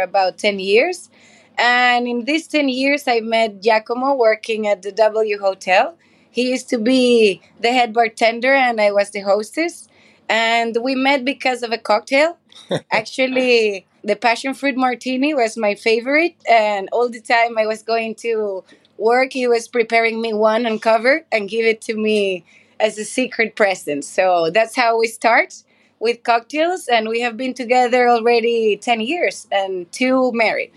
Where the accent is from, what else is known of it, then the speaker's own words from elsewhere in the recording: Venezuela; moved away; I am Venezuelan